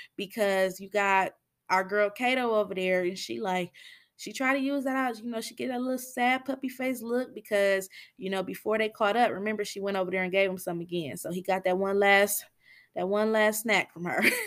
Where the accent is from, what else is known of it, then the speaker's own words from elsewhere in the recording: Michigan, United States; I'm from Michigan